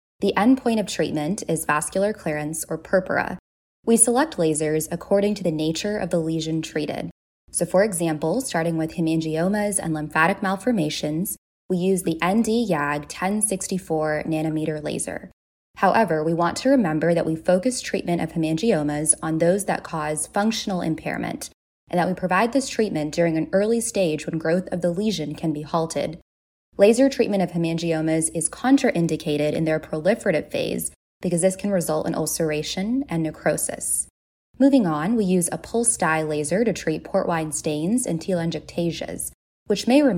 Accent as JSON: {"language": "English", "region": "Texas", "country": "United States", "tie": "born or raised there", "also_born_or_lived": "Pennsylvania", "moved": "as an adult", "lives_now": "Pittsburgh, United States", "said": "I'm originally from Texas and lived there for most of my life before moving over to Pennsylvania"}